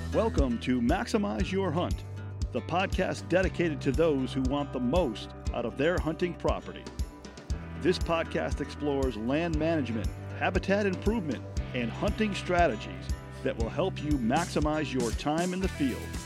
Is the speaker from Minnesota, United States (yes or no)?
yes; south of the Twin Cities, Minnesota, United States; I'm from uh, Minnesota. I grew up kind of in the metro area of south of the Twin Cities area